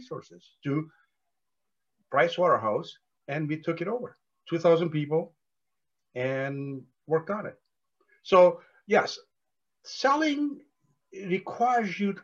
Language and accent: English; India; moved away as an adult; I was born and educated in India before I came here.